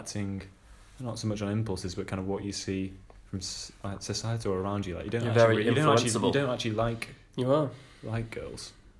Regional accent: Knutsford, North West England, United Kingdom; also born or lived in Wythenshawe, Manchester; I was born in Withenshaw, so freaking Manc through and through.

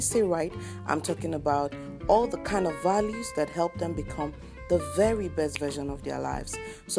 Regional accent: Nigeria; I am from Nigeria. I have two daughters

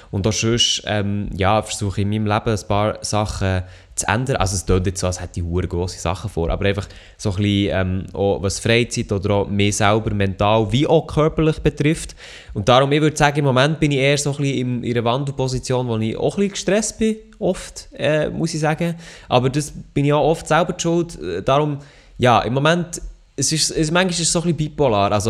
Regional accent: Freiburg, Baden-Württemberg, Germany; accent: Freiburg dialect; dass Milo mein Dialekt gerne hat, das hätte ja nicht anders können glauben Also, ja, Freiburger Dialekt

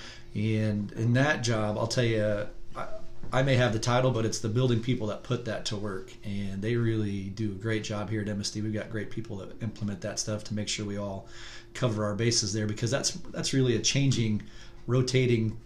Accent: Marion, Indiana, United States; I was raised in Marion, Indiana

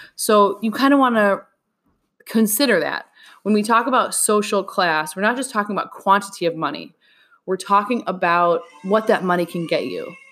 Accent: United States; we, as an American people

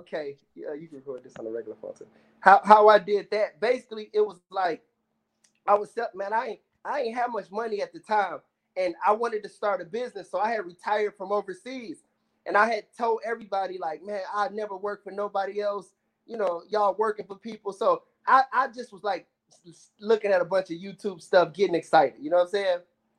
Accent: Detroit, Michigan, United States; You know what? Big time. My dad was, I was so young, but my dad used to take me to the Bad Boys games, like Isaiah Thomas and all them.

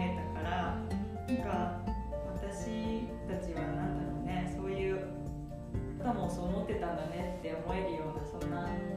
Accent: Hiroshima, Japan; moved away as an adult; also born or lived in Kanagawa; now in Minnesota, United States; 生まれは神奈川県育ちは広島県です

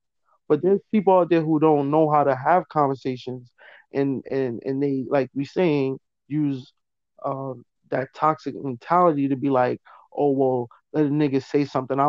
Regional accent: East Coast, United States; I'm from the East Coast, so like, I don't know how people gonna jock my style, how I talk

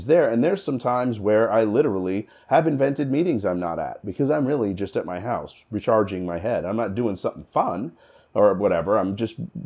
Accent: New Jersey, United States; accent: New Jersey; now in Michigan, United States; I live in Michigan now, and I've been there for a long time, you know, but I'm from New Jersey. And when I got here, I sounded like I was from New Jersey.

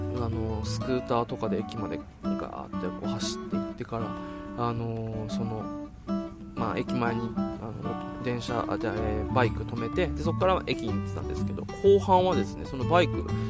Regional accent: Okinawa, Japan; moved away as an adult; also born or lived in Fussa, Tokyo / Omiya, Saitama; 僕地元沖縄なんですけど

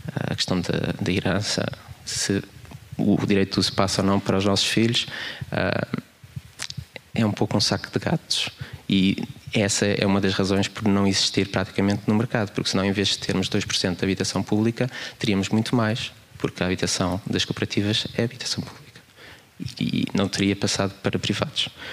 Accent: Queluz, Lisbon, Portugal; also born or lived in Porto; minha infância em Queluz, também vivi no Porto

